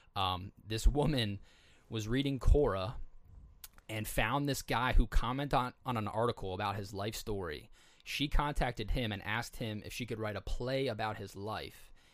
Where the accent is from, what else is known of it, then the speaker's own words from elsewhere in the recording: East Coast, United States; I was from the East Coast